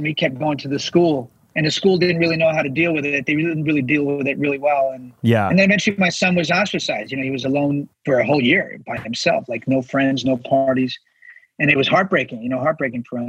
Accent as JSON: {"language": "English", "town": "New York City", "region": "New York", "country": "United States", "tie": "born or raised there", "said": "I'm from New York City, where we celebrate everybody's uniqueness"}